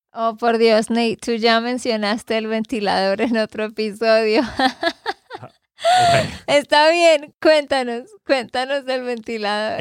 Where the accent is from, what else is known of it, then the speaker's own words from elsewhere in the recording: Santander, Colombia; de Santander, Colombia